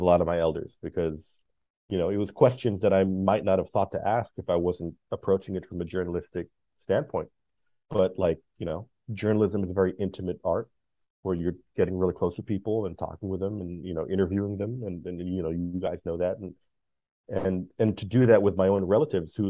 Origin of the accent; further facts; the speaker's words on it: United States; I'm an American